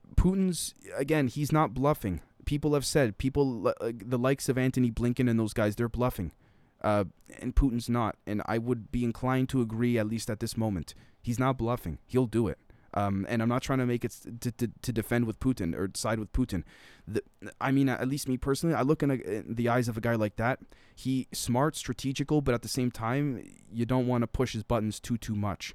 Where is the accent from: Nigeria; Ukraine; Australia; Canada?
Canada; a Canadian